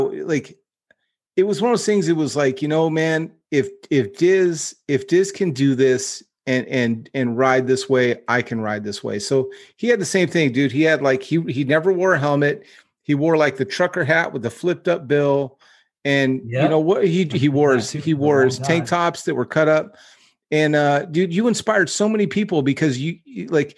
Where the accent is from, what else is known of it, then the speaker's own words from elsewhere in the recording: Northern California, United States; I grew up in NorCal